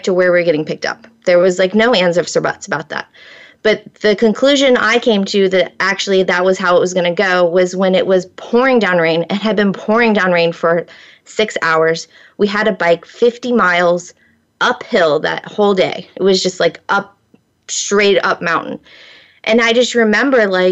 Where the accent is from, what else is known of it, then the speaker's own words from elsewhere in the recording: Florida, United States; I grew up in Florida